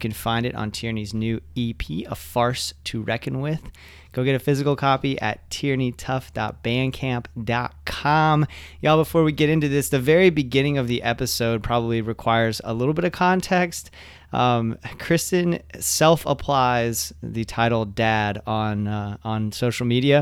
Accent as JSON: {"language": "English", "town": "Ocala", "region": "Florida", "country": "United States", "tie": "born or raised there", "also_born_or_lived": "Jacksonville, Florida", "moved": "as an adult", "lives_now": "Orlando, United States", "said": "I grew up in Ocala"}